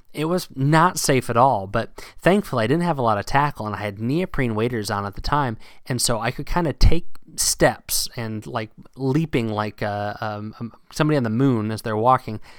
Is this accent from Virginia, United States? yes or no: yes; Virginia, United States; now in New England, United States; down south where I grew up and fishing in Virginia